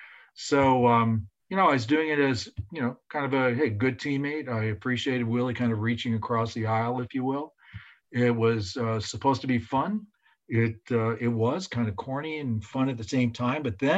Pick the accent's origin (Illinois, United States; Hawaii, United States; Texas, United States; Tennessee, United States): Illinois, United States; Chicago; I'm from Chicago